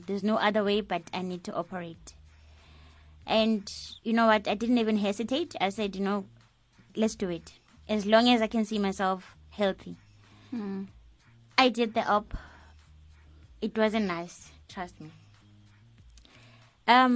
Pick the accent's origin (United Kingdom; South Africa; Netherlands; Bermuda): South Africa; Soweto, Gauteng; I'm from Dobsonville, Soweto.